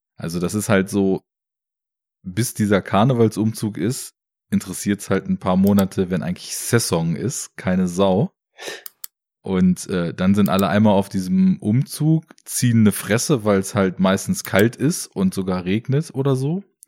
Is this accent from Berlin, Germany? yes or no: no; Braunschweig, Lower Saxony, Germany; Ich komme ja aus Braunschweig